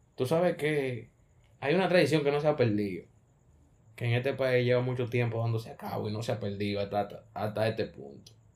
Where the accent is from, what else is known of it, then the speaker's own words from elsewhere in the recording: Cibao, Dominican Republic; Yo soy de Isibao